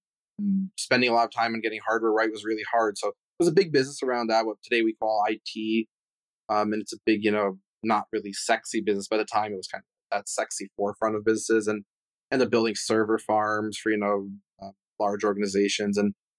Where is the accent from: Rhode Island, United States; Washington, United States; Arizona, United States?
Rhode Island, United States; Providence; But yeah, I'm originally from Providence, Rhode Island, even though I didn't spend a lot of time there.